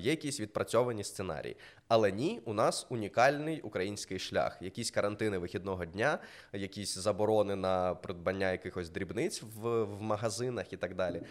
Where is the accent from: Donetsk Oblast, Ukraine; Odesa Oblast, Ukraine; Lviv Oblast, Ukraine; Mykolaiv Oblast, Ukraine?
Mykolaiv Oblast, Ukraine; Mykolaiv; я з Миколаєва